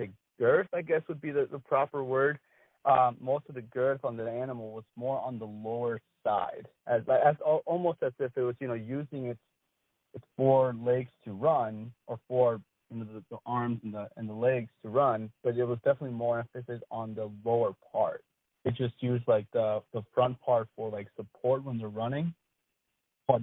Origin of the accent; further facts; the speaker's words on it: Wisconsin, United States; I grew up in Wisconsin